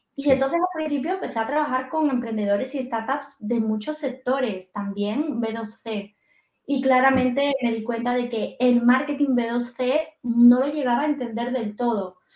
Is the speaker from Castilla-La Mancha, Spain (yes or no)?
no; Andalusia, Spain; Soy andaluza